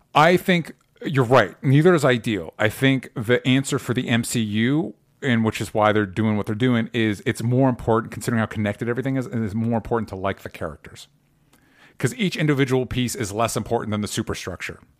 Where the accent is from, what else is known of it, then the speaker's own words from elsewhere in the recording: United States; an American